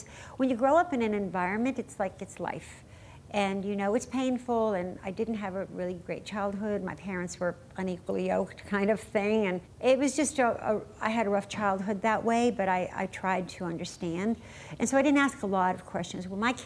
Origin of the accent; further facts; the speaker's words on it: New York City, New York, United States; also born or lived in Germany; grew up in New York City, my young life